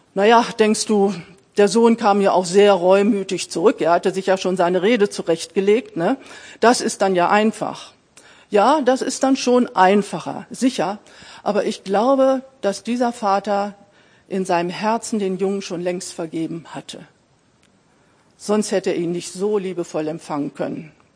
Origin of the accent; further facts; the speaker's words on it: Braunschweig, Lower Saxony, Germany; Ich bin in Braunschweig geboren